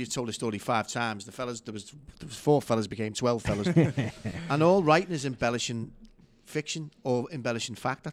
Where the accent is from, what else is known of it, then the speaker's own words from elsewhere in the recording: Liverpool, North West England, United Kingdom; accent: Scouse; I was just a kid growing up in Anfield